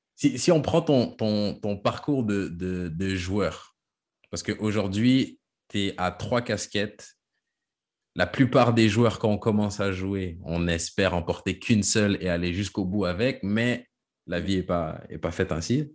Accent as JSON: {"language": "French", "region": "Quebec", "country": "Canada", "moved": "as an adult", "lives_now": "France", "said": "je suis québécois, même si je suis parti"}